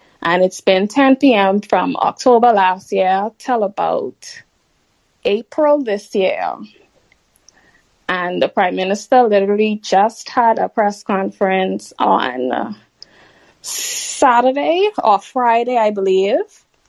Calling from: Bahamas; Sorry, I'm calling in from the Bahamas.

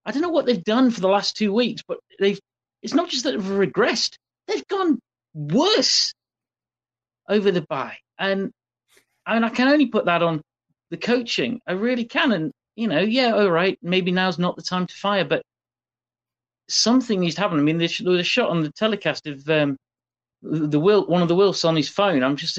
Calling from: South East England, United Kingdom; I say good morning because I'm calling from Surrey in the UK, where it's 20 past 4 a.m.

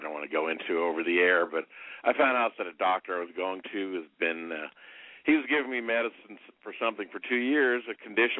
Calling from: Indianapolis, Indiana, United States; Indianapolis, longtime listener and caller, 51 years old.

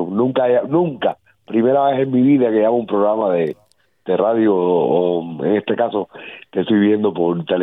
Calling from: Miami, Florida, United States; esto es eh, {S2} Miami Dade. Eh, yo, yo vivo en Cobalt Bay.

